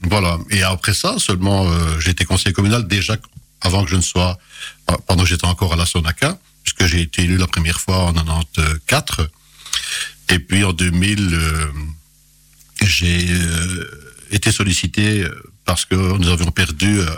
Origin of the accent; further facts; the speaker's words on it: Pironchamps, Wallonia, Belgium; born there; je suis né à Pironchamp, ou euh, le petit, petit, la petite commune dont mes parents sont originaires